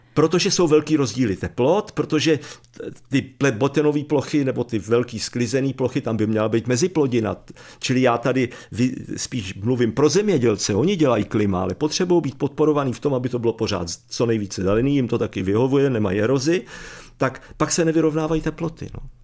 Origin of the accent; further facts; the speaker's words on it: Jindřichův Hradec, South Bohemian Region, Czechia; já jsem z Jindřichova Hradce